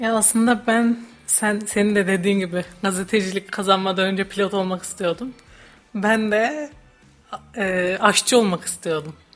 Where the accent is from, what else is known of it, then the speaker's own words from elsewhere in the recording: Hatay, Turkey; moved away as an adult; now in Kayseri, Turkey; Ben Hataylıyım.